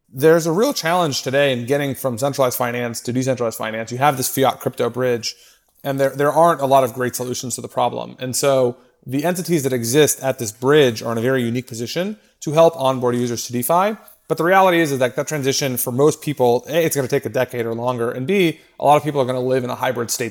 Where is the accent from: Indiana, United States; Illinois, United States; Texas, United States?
Texas, United States; Austin; moved away as an adult; also born or lived in New York; I grew up in Austin.